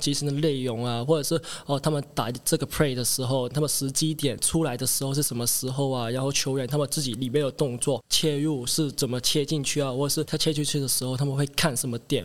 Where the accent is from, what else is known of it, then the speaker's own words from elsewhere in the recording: Hong Kong; moved away as an adult; now in Taiwan; 我是来自香港的